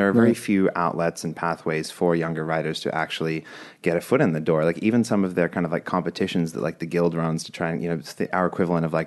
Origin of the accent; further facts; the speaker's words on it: Australia; moved away; I'm from Australia.